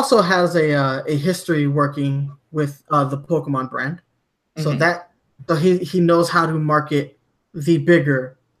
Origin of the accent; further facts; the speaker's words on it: Germany; Like I grew up in Germany and I've, you know, in the UK, their marketing was a little bit better